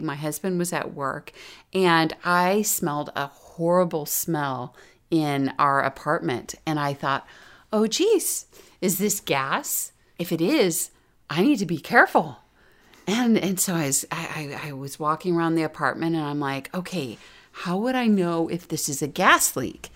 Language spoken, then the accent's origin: English; Florida, United States; I grew up in Florida